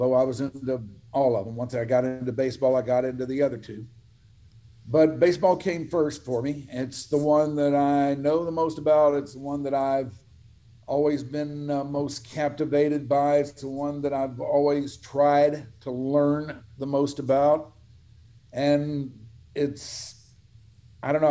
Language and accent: English; Dallas, Texas, United States; born or raised there